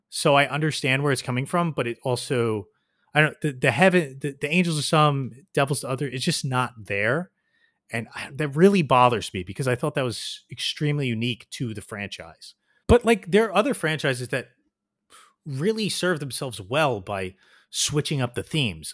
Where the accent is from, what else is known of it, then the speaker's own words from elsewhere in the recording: New Jersey, United States; my hometown suffered from it a lot, New Jersey